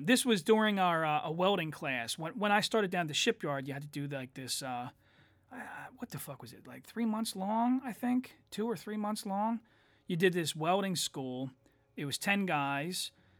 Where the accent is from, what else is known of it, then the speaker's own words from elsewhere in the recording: Ireland; I made a joke about how I'm Irish